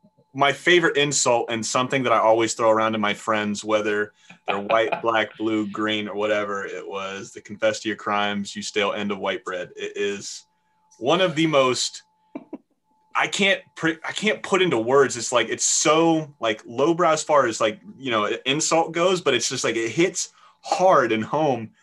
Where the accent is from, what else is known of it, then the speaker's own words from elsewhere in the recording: Florida, United States; I'm from Florida and from the South